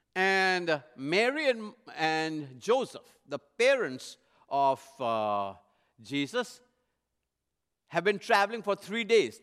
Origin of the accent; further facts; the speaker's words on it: India; moved away; I was born and raised in India, not too far from the Middle Eastern culture.